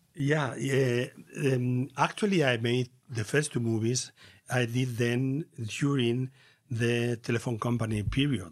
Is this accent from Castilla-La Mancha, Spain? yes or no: yes; Castilla-La Mancha, Spain; English is a second language; I was born in La Mancha, in a rural place in nineteen forty-nine.